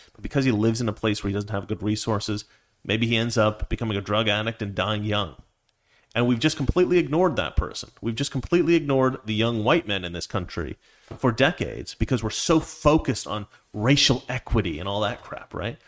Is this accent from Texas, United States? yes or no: no; Oregon, United States; I grew up in Oregon